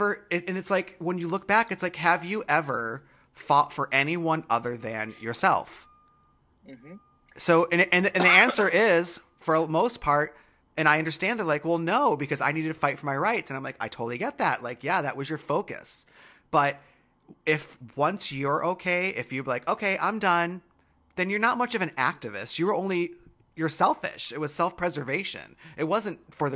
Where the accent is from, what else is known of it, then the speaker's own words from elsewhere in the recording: Michigan, United States; I was raised in Michigan.